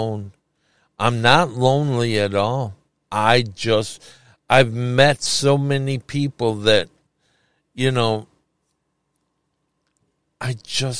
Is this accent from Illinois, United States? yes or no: yes; Chicago, Illinois, United States; Chicago. Can't you tell by the way I talk?